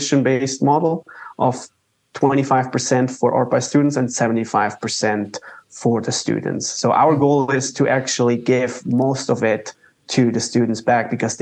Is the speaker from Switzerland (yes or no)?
yes; Zurich, Switzerland; moved away as an adult; also born or lived in Waco, Texas, United States; now in United States; I'm born and raised in Switzerland. I came to the U.S. for my master's degree at Baylor University